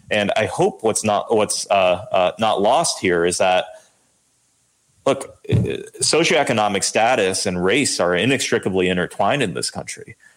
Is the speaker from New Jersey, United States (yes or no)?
yes; Lawrence, New Jersey, United States; I, grew up on this street called Allen Lane, which is right in the middle